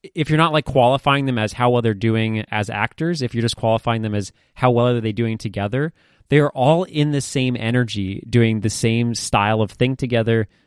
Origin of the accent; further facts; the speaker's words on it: Maine, United States; I grew up in Maine. It's a pretty fucking terrible place to grow up.